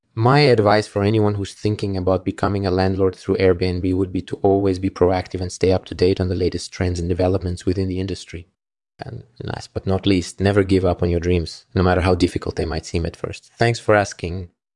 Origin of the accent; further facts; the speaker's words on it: Moscow, Russia; I grew up in Moscow, Russia